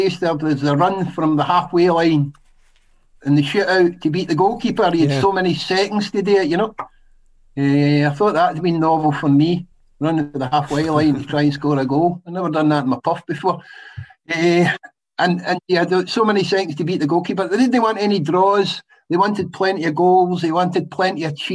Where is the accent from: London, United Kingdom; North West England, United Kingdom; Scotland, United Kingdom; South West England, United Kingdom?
Scotland, United Kingdom; Bellshill; I was born in Belsall, Lanarkshire